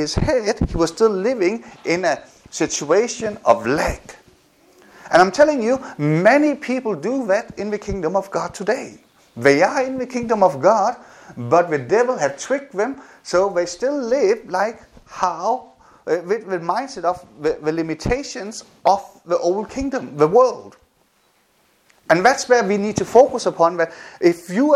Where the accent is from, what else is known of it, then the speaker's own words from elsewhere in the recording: Denmark; also born or lived in South Korea; when I got adopted to Denmark, that physically I was moved from Denmark, from South Korea to Denmark. But my head, my responses, my experiences were still in Korea